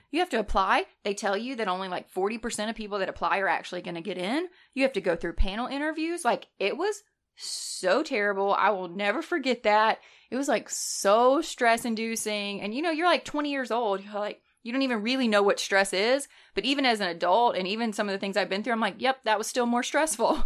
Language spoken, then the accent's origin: English; North Alabama, United States; I grew up in North Alabama, so we weren't near a college town either